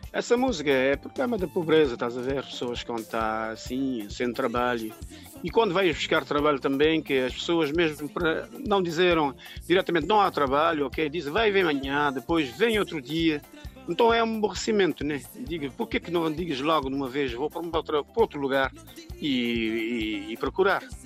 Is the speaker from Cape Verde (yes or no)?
yes; São Vicente, Cape Verde; moved away as an adult; also born or lived in Praia, Santiago, Cape Verde; now in France; eu nasci em Santiago, na praia, e criei em São Vicente. Foi para São Vicente, eh, ainda pequeno, com a minha mãe. E pronto, fiquei em São Vicente até de grande